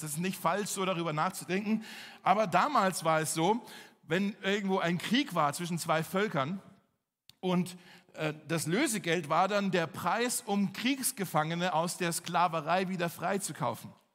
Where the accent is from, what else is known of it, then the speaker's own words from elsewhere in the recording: Berlin, Germany; zum Glück sind wir aus Charlottenburg